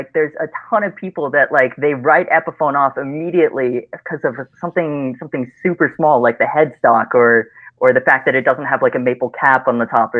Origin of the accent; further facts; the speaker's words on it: China; I grew up in China